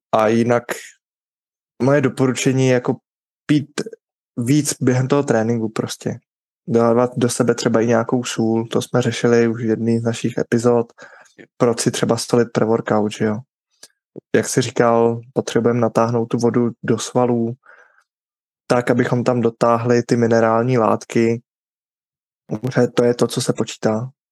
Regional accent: Bohemia, Czechia; tady u nás v Čechách

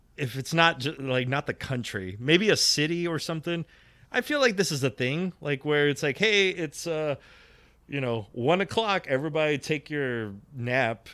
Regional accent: United States; I'm an American. I've been here. I'm not first generation either

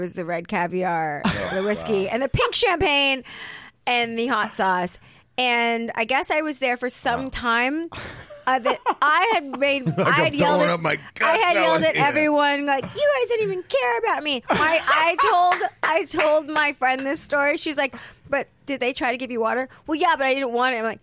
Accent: United States; I'm really American

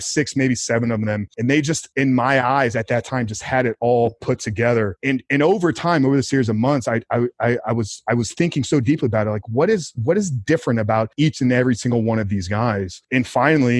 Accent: Tampa, Florida, United States; born and raised in Tampa, Florida

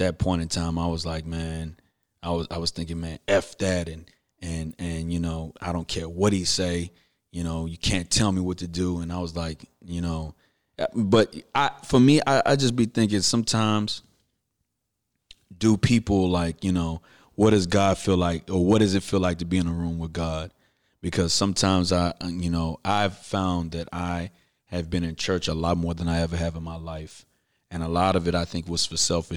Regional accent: Houston, Texas, United States; from Fondren and West Airport. I'm from Houston

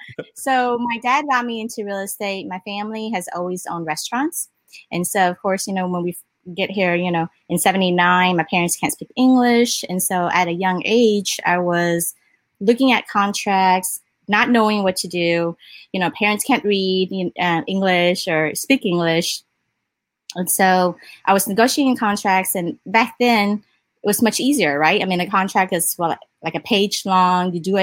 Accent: Austin, Texas, United States; I'm from Austin, Texas

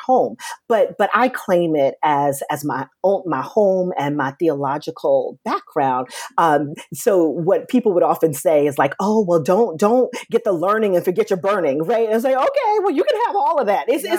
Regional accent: New York City, New York, United States; now in Washington, D.C., United States; I was born and raised in Brooklyn, New York.

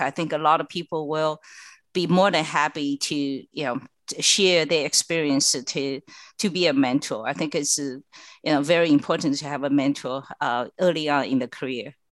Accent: China; now in United States; I was born and raised in China

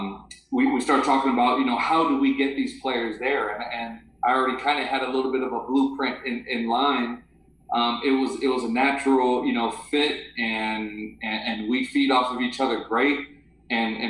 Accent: Phoenix, Arizona, United States; I grew up in Phoenix, with Mr. Dickey, right down the street.

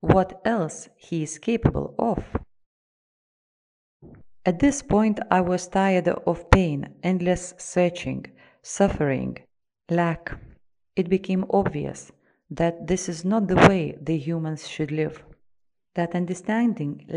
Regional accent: Russia; I am from Russia.

